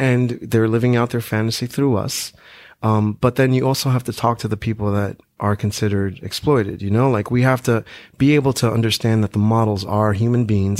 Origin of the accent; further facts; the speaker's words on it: New York, United States; growing up in New York